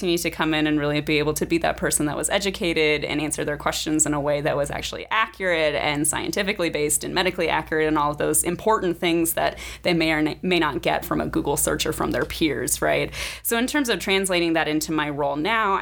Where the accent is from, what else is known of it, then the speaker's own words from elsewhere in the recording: Nebraska, United States; moved away as an adult; also born or lived in Indiana; I am originally from Nebraska